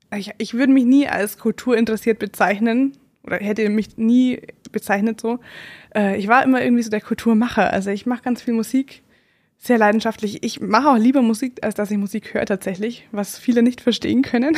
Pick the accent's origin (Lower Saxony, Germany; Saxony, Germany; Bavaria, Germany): Bavaria, Germany; Upper Palatinate; ich komme sogar aus der Oberpfalz